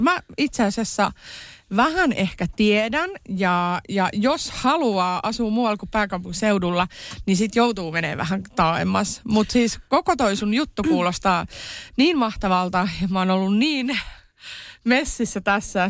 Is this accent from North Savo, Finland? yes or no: yes; Iisalmi, North Savo, Finland; moved away; mä oon Iisalmesta kotoisin